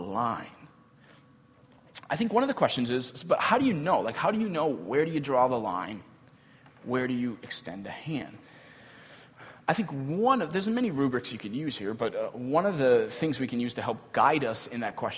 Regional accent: United States; we as American Christians

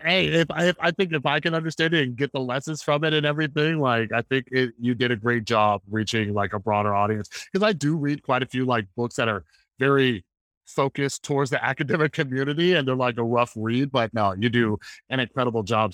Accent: Las Vegas, Nevada, United States; also born or lived in Central California / Southern California; I was born in Central California, moved down to Southern California, lived in Vegas most of my, most of my life.

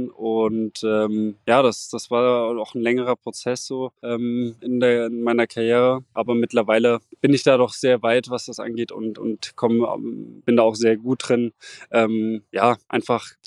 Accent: Mainz, Rhineland-Palatinate, Germany; now in Rostock, Germany; ich habe in Mainz trainiert und bin auch immer noch ähm, ja, mit meiner Heimat verbunden, bin auch noch öfters in Mainz und starte ja auch noch für den USC Mainz. Ähm, ich bin dann nach Rostock gezogen

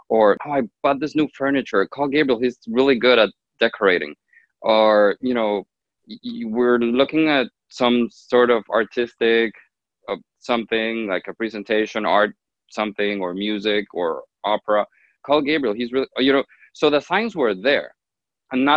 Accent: Honduras; moved away; I grew up in Honduras, in Central America, in a very typical half Hispanic, half Arabic family.

